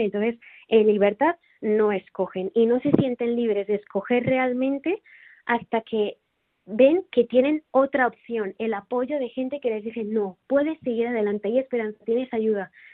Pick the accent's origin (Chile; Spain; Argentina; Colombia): Spain; Tarragona, Catalonia; also born or lived in Rotterdam, Netherlands; now in Barcelona, Spain; en Tarragona de donde soy